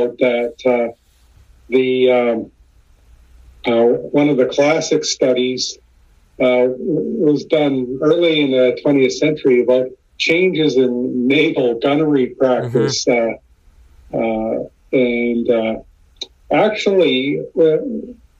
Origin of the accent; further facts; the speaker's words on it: Canada; also born or lived in Victoria, British Columbia; I'm Canadian, and I live up in Victoria, BC